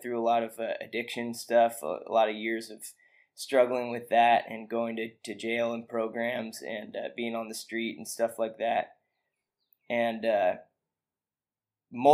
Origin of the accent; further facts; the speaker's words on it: Ben Lomond, California, United States; moved away as an adult; now in Austin, United States; I grew up in Ben Lomond, which is basically a little mountain town outside of Santa Cruz